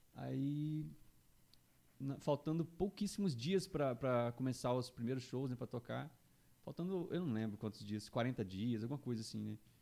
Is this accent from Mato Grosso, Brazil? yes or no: yes; Juína, Mato Grosso, Brazil; now in Campo Grande, Brazil; eu sou de Juína, né? Mato Grosso, interiorzão oh. lá, Mato Grosso